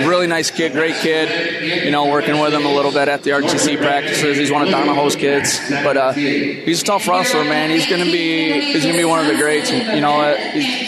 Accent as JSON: {"language": "English", "region": "Michigan", "country": "United States", "tie": "born or raised there"}